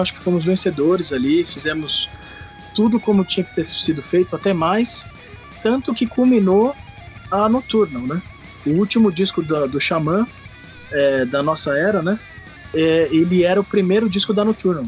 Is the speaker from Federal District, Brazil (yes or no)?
no; São Paulo, Brazil; also born or lived in Recife; eu vim de São Paulo, sou de São Paulo